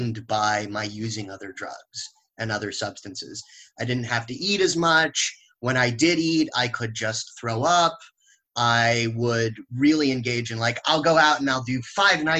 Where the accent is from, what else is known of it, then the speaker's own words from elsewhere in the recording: Los Angeles, California, United States; I grew up in the West Coast, mostly in Los Angeles, California.